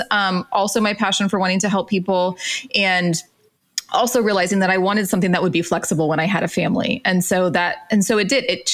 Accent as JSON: {"language": "English", "region": "Central Florida", "country": "United States", "tie": "born or raised there", "said": "I grew up in Florida, Central Florida, Mickey Mouse Land"}